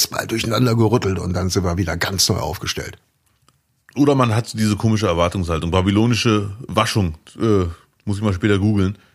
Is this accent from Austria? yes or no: no; Morocco; now in Duisburg, Germany; Ich bin Marokkaner, der in Duisburg lebt. Ich habe schon viel erlebt.